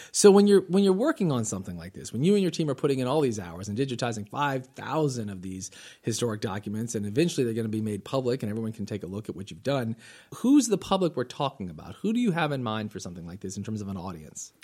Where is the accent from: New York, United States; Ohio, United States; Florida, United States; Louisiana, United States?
Florida, United States; Northwest; I am from Northwest Florida.